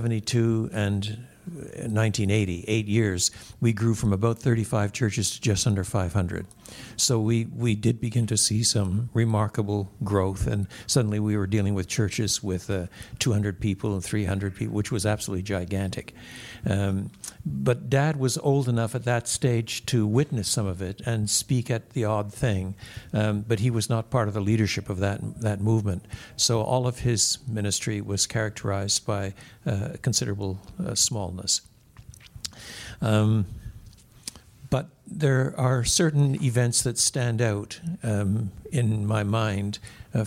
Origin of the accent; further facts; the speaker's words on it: Quebec, Canada; I was brought up in the French-speaking world